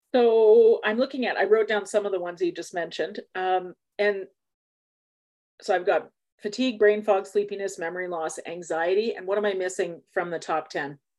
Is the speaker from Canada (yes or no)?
yes; Canada; we're Canadian